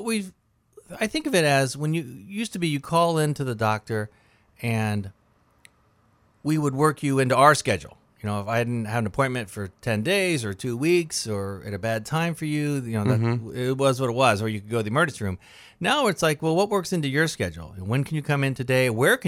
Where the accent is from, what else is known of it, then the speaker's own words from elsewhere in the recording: Dayton, Ohio, United States; Yeah, I'm from Dayton, Ohio.